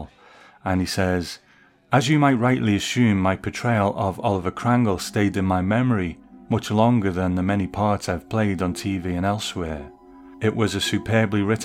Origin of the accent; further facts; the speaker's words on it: Liverpool, North West England, United Kingdom; I am from Liverpool